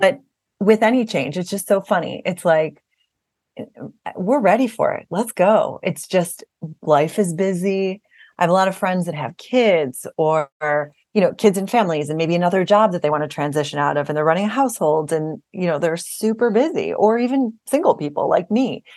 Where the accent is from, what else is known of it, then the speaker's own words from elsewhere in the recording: Buffalo, New York, United States; we grew up in South Buffalo, New York, kind of a very close-knit Irish Catholic community